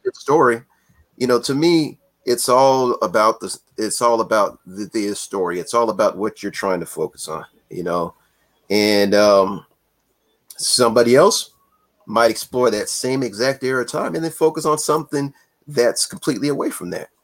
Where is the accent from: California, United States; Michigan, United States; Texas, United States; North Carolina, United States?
California, United States; I grew up in California